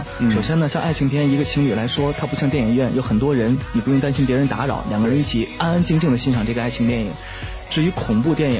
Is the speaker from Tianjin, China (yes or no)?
yes; Tianjin, China; 因为我是天津人嘛，